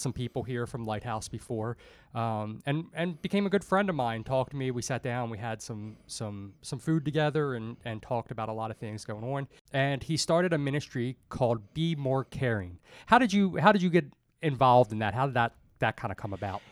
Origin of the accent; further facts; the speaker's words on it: Dundalk, Maryland, United States; I grew up in Dundalk